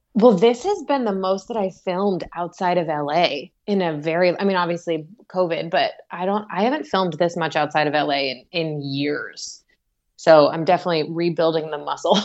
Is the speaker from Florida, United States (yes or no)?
yes; Orlando, Florida, United States; also born or lived in Atlanta; now in Los Angeles, United States; I grew up in Orlando, and my parents still live in the same neighborhood that I grew up